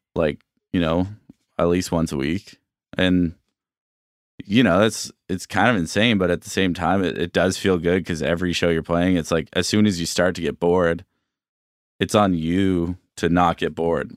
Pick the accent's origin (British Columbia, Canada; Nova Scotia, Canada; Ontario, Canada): Nova Scotia, Canada; Bedford; I grew up in Bedford, which is, you know, just a, like, I would take the bus into Halifax